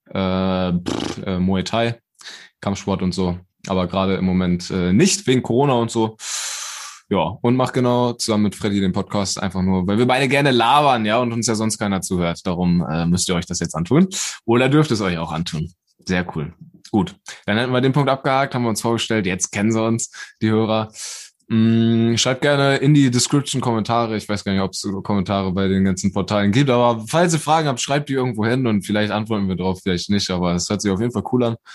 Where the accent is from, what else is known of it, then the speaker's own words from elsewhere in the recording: Hamburg, Germany; moved away as an adult; ja, ich komme aus Hamburg, bin da vor zwei Jahren hergezogen zur Ausbildung.